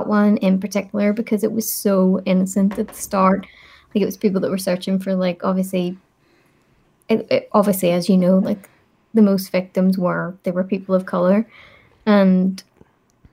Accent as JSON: {"language": "English", "town": "Belfast", "region": "Northern Ireland", "country": "United Kingdom", "accent": "Belfast", "said": "I'm from Belfast."}